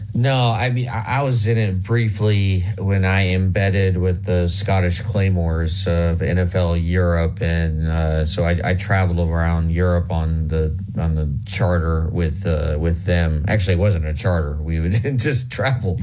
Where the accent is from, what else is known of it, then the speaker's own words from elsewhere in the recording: Lincoln, Nebraska, United States; moved away; I'm from Nebraska. I've uh, I grew up in Lincoln